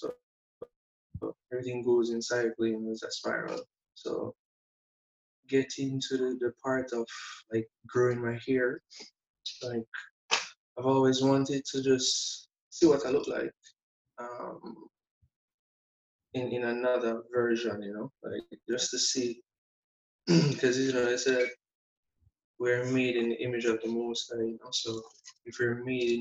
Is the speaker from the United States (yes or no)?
no; Montego Bay, St. James, Jamaica; growing up in Montego Bay, well, St. James is in America, you know, country boy.